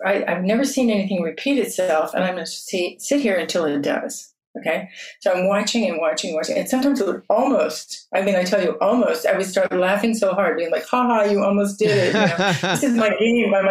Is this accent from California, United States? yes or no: yes; South Fork of the American River, California, United States; I was raised on the South Fork of the American, where gold was discovered in 1848